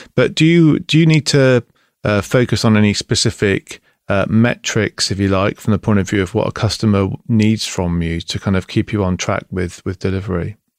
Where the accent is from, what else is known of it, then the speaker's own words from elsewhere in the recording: Bristol, South West England, United Kingdom; now in East Devon, United Kingdom; I'm from Bristol